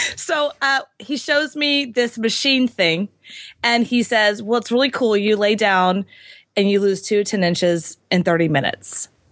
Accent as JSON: {"language": "English", "town": "Houston", "region": "Texas", "country": "United States", "tie": "born or raised there", "said": "I was born and raised in Houston"}